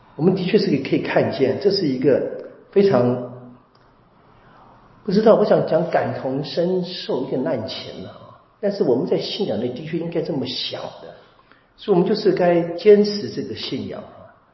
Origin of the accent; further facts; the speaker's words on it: Taiwan; 我们台湾人是讲笑语的